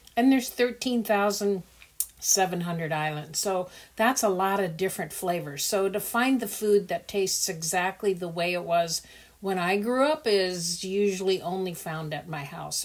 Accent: Netherlands; born or raised there; also born or lived in Indonesia

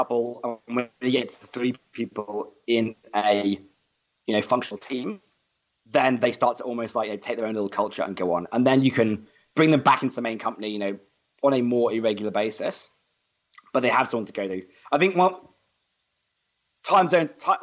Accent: United Kingdom; moved away as an adult; now in Australia; I am British

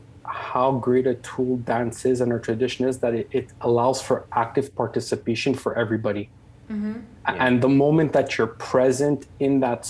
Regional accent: Canada; I was born and raised in Canada.

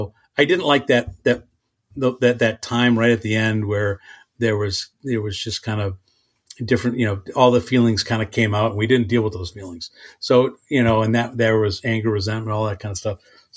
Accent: Ireland; And I don't know if it's because I'm, you know, a drinker or because I'm Irish.

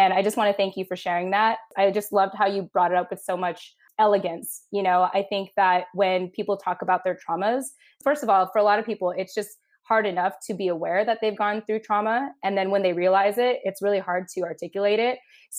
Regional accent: Philippines; I feel like a good way to describe us as Filipino women is almost like cockroaches.

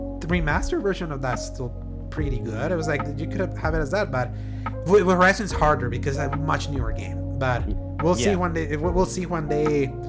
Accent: El Salvador; I am from El Salvador

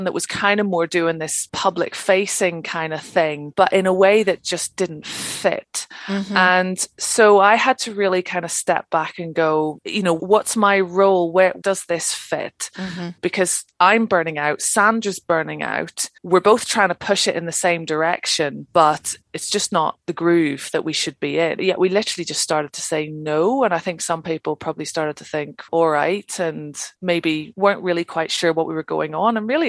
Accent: Ireland; as I say, I'm from Ireland, I like to talk.

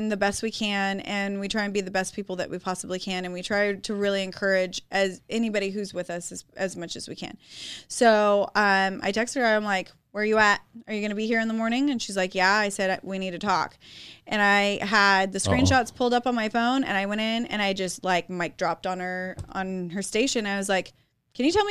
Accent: Shafter, California, United States; I'm from Shafter

